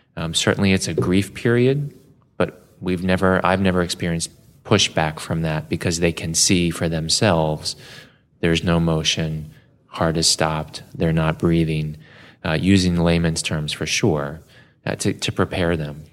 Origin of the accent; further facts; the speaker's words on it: Baltimore, Maryland, United States; I was born in Baltimore at a little community hospital just down the road from where I currently practice at the University of Maryland. And for the first few years of my life, grew up in the city.